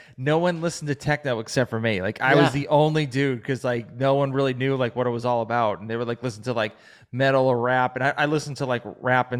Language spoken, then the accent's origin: English; Massachusetts, United States; moved away; I'm originally from Massachusetts